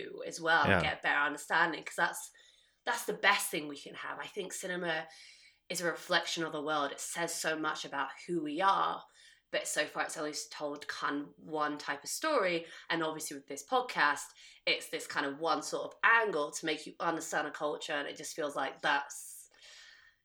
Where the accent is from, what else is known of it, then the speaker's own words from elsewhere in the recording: United Kingdom; I'm British.